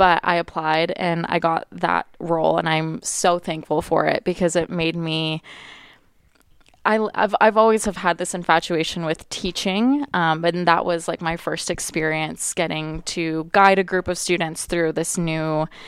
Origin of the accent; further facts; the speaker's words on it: Tucson, Arizona, United States; I actually thought that I was going to go to the U of A because I'm from Tucson.